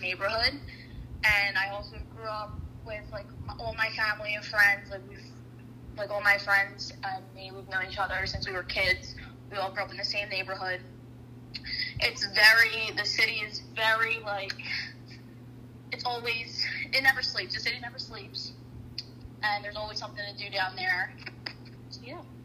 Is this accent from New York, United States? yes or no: no; Philadelphia, Pennsylvania, United States; now in South Florida, United States; I grew up in South Philadelphia, and that is in the city